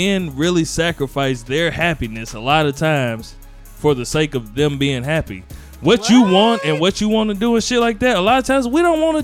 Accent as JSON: {"language": "English", "town": "Gary", "region": "Indiana", "country": "United States", "said": "I'm from Gary."}